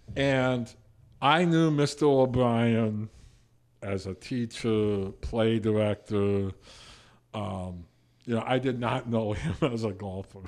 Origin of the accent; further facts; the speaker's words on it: New Hampton, Iowa, United States; I'm from New Hampton.